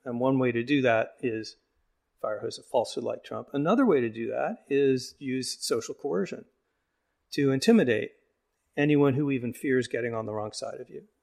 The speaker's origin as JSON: {"language": "English", "town": "Phoenix", "region": "Arizona", "country": "United States", "tie": "born or raised there", "moved": "yes", "said": "I'm from Phoenix"}